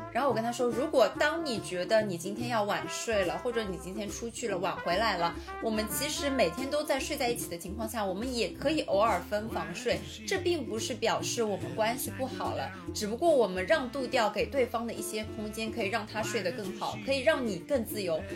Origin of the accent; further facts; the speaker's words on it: Shanghai, China; 我作为一个上海人